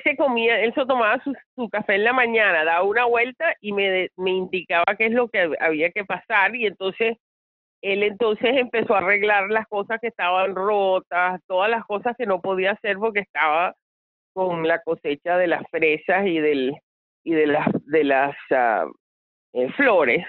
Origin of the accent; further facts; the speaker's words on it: Venezuela; siendo venezolana